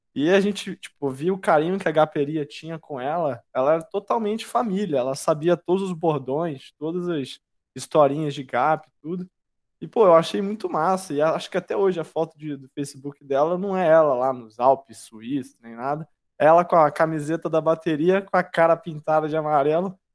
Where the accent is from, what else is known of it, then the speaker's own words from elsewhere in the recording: Brazil; eu sou do Brasil